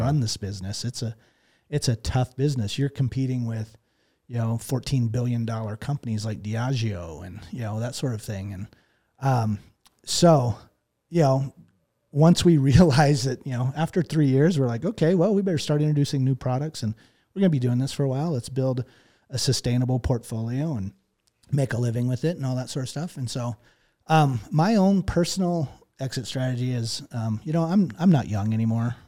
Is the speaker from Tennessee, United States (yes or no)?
no; Texas, United States; moved away; growing up in Texas